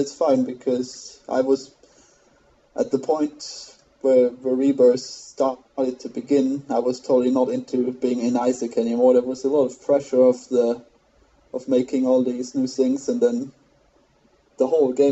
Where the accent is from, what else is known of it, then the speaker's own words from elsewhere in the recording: Austria; accent: German mispronunciation; English is a second language; I am from Austria